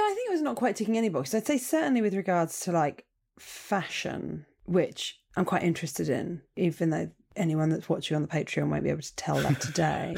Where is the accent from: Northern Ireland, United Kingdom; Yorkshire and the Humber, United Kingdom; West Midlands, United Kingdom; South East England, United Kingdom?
South East England, United Kingdom; Portsmouth; I was born in Portsmouth